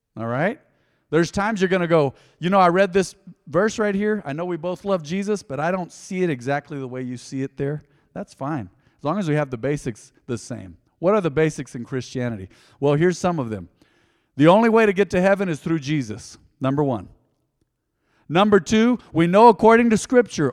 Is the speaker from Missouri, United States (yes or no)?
no; Hobbs, New Mexico, United States; growing up on the South Side in Hobbs, I remember being discriminated against because my skin was too white.